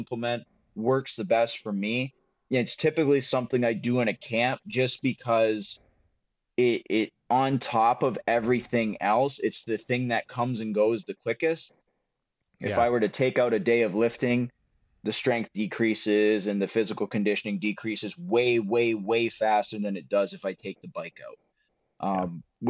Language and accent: English; Windsor, Ontario, Canada; I grew up in Windsor